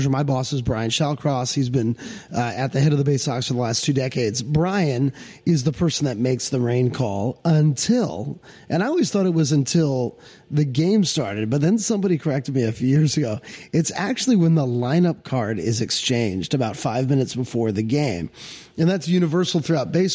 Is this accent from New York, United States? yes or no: no; Arlington, Virginia, United States; moved away as an adult; now in Odenton, United States; I grew up in Arlington, Virginia